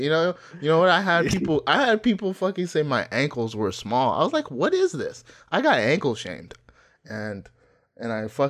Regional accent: Nigeria; English is a second language; Hey, don't try me or Ghana. Also, I'm from Nigeria.

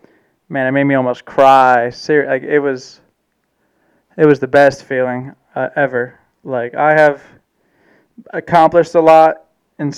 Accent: Germany; I'm a German man. I was born in Germany.

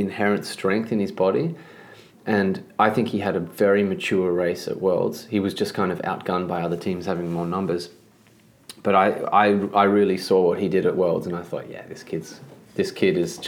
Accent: Australia; as an Australian

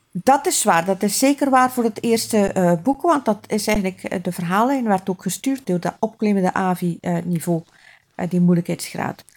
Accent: West Flanders, Belgium; ik ben van West-Vlaanderen

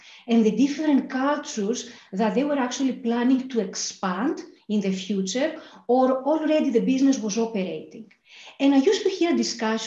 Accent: Thessaloniki, Central Macedonia, Greece; moved away as an adult; also born or lived in Athens, Greece / Glasgow, United Kingdom; I grew up in Thessaloniki in Greece. I was born in Athens

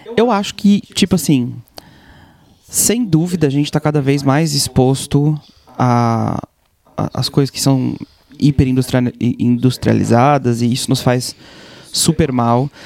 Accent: Blumenau, Santa Catarina, Brazil; moved away; also born or lived in Israel; que sou israelense, mas sou brasileiro, cresci no Brasil e tal. No Brasil tem inverno, eu morava em Blumenau

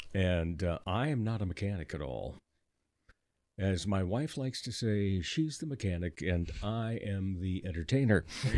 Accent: Rock Rapids, Iowa, United States; moved away; I grew up down in Rock Rapids.

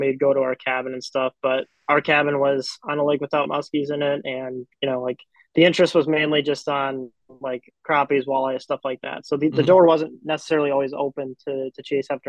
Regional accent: Minnesota, United States; I am from Minnesota. I'm in the northern part of the Twin Cities Metro.

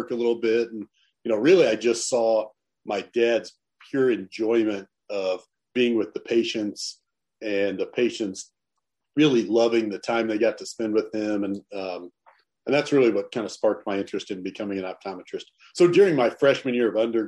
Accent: Northwest Missouri, United States; We grew up in Northwest Missouri, a town of about 10,000 people.

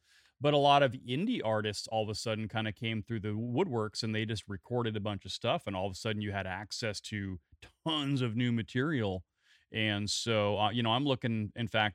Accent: Salem, Oregon, United States; now in Seattle, United States; I was born in Salem, Oregon

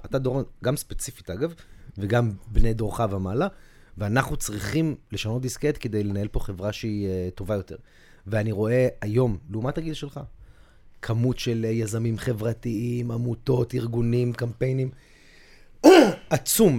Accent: Tel Aviv, Tel Aviv District, Israel; אני גדלתי באזור שתיים בתור ילד

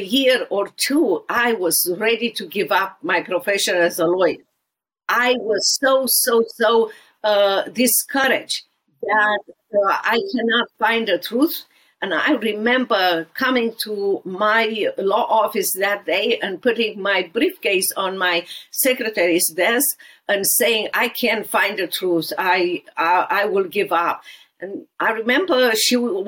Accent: Romania; English is a second language; moved away as an adult; now in Dallas, United States; walk with me in socialist and communist Romania in every area of my life

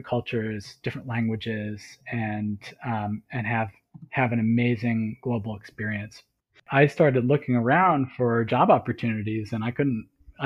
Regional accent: northeast of the U.S., United States; never went very far from the northeast of the U.S.

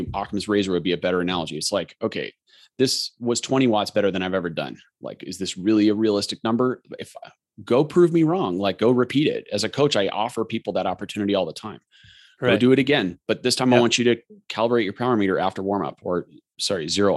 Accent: Colorado, United States; I grew up racing in Colorado

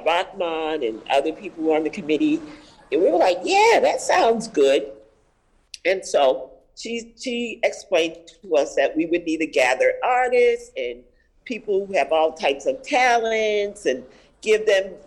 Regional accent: Boston, Massachusetts, United States; Okay, so I'm born and raised in Roxbury

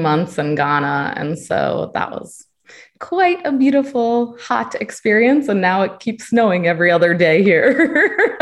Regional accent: Connecticut, United States; moved away; also born or lived in Virginia; I was born in Connecticut. I went to school in Virginia

